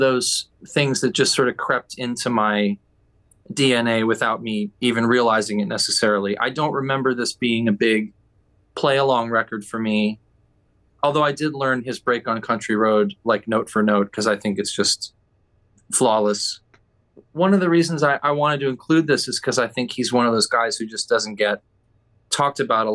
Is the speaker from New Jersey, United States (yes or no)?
yes; Southern New Jersey, United States; now in Brooklyn, United States; I grew up in Southern New Jersey, but my mom is from Southern Vermont originally.